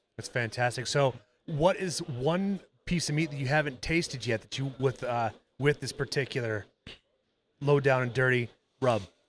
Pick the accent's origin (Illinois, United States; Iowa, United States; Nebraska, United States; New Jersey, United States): Iowa, United States; growing up in Iowa at my dad's house